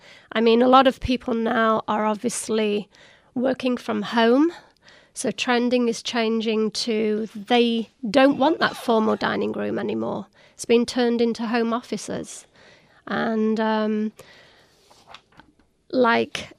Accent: Sherwood Forest, East Midlands, United Kingdom; moved away as an adult; also born or lived in Vancouver, Canada; now in Arizona, United States; I'm from the United Kingdom. That's where I was born, in a place called Sherwood Forest.

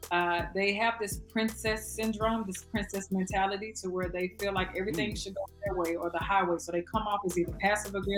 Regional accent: Dallas, Texas, United States; I am from Texas. I was born and raised. Okay. Y'all probably can hear that accent

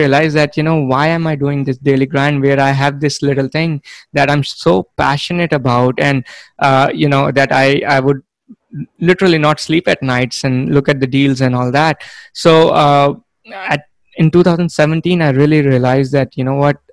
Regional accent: India; moved away as an adult; now in United States; I am originally from India. I was born and brought up there. I came to the US for my master's degree

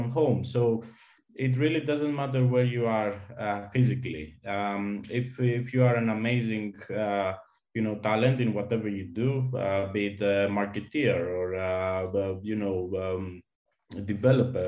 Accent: Greece; also born or lived in Malta; my home country in Greece

